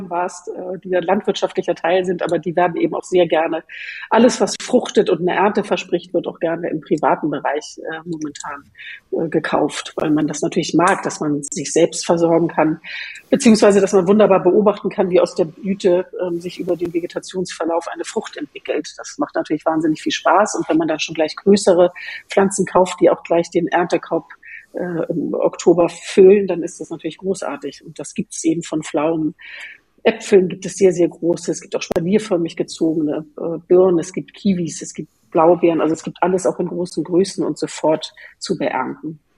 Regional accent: Northern Germany, Germany; Ich bin ja äh, als Norddeutsche auch ganz mit, äh, sehr mit Skandinavien verbunden

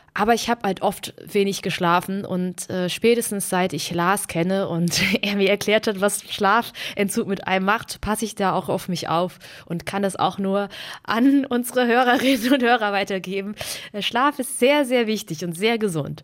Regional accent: Heppenheim, Hesse, Germany; also born or lived in Baden-Württemberg; Ich bin in so einer kleinen Stadt aufgewachsen

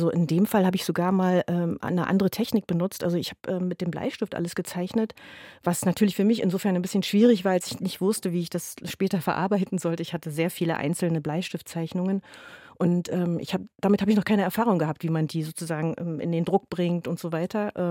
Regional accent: Berlin, Germany; zumal als Berliner gehe, also ich persönlich gerne in anderen Kiezen spazieren, weil das manchmal wie Urlaub ist

